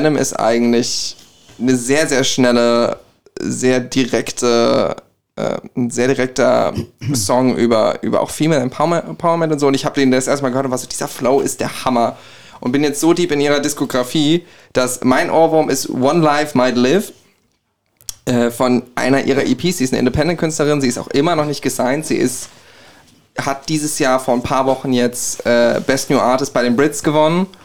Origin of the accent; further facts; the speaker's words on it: Gelnhausen, Hesse, Germany; Ich komme aus Gelnhausen.